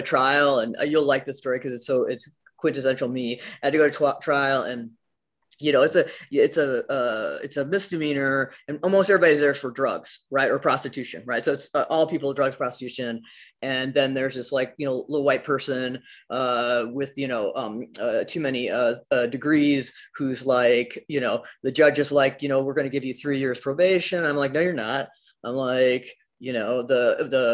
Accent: Elkhart, Indiana, United States; moved away; I'm from the Midwest, Elkhart, Indiana. So I grew up, I like to say, without a lot of culture.

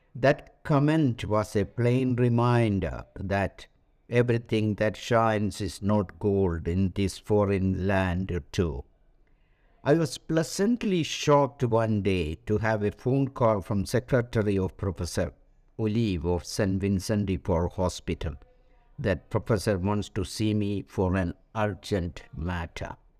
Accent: India; moved away as an adult; also born or lived in France; Being an Indian national

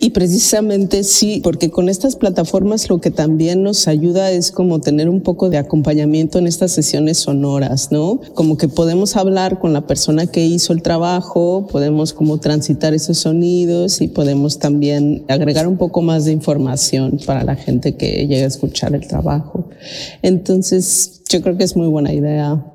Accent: Mexico; now in Sweden; soy de México, vivo en Suecia

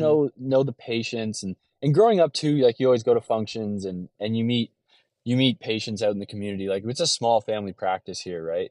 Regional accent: LaSalle, Ontario, Canada; moved away as an adult; now in Detroit area, United States; I was, um, raised in a small town just outside of Windsor, Ontario called LaSalle, Ontario

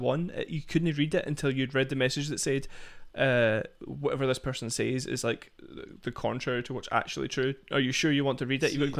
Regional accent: Scotland, United Kingdom; moved away; But I usually like click on Scotland and see what's happening like in my hometown or see what's happening near me here.

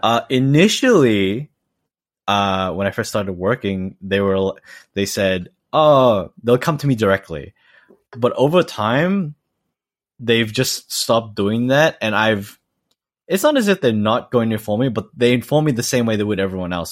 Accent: Australia; moved away as an adult; now in Eniwa, Japan; I was fully raised in Australia

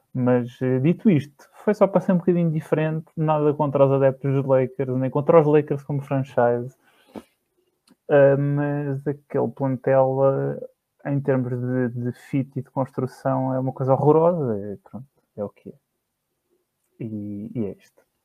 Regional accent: Barreiro, Setúbal, Portugal; eu sou do Barreiro

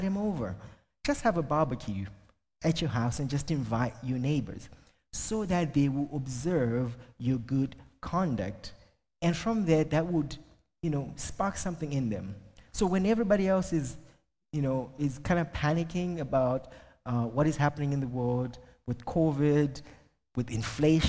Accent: Zimbabwe; first language Shona; English is a second language; moved away as an adult; now in Ireland; I'm originally from Zimbabwe

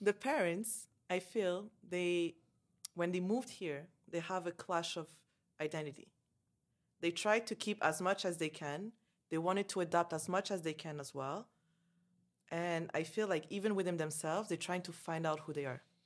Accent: Canada; moved away as an adult; also born or lived in Dubai; I grew up in Canada, like, I never lived in Algeria

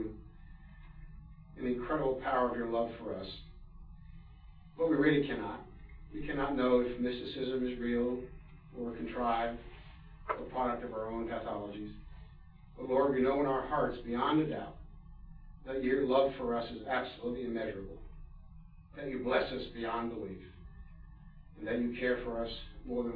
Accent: Washington, District of Columbia, United States; I grew up in the Washington, D.C. area.

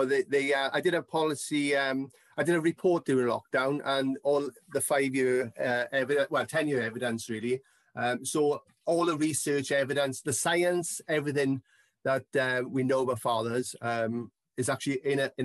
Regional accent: the Valleys, Wales, United Kingdom; also born or lived in Bridgend; I'm from the Valley community

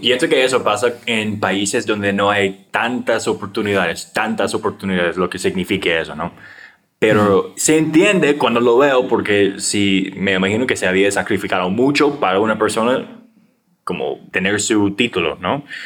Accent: United States; Spanish is a second language; moved away as an adult; also born or lived in Asia; now in Costa Rica; Yo soy gringo

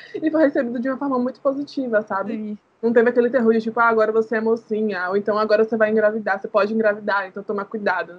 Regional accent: Salvador, Bahia, Brazil; nascida e criada em Salvador, aqui em Itapuã

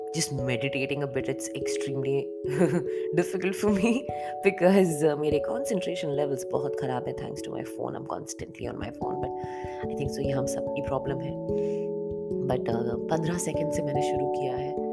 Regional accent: Bhopal, Madhya Pradesh, India; now in Dubai, United Arab Emirates; मैं भोपाल से हूँ

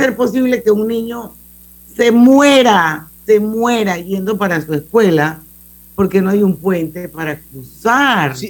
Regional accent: Panama; todos somos panameños

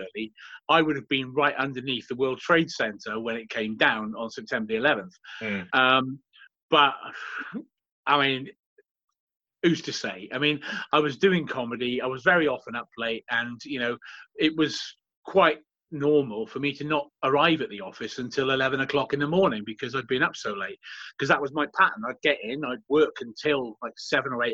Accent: Swansea, Wales, United Kingdom; moved away as an adult; also born or lived in London / New York City; my hometown

